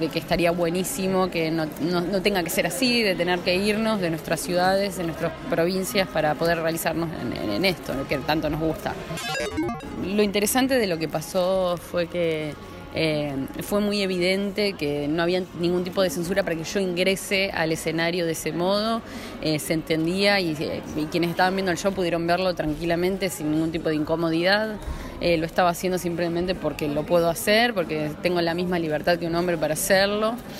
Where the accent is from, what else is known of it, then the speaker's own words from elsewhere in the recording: Sunchales, Santa Fe, Argentina; now in Buenos Aires, Argentina; yo hace ya como 12 años que me fui de, Sunchales, de Santa Fe también. Me fui directamente a Capital.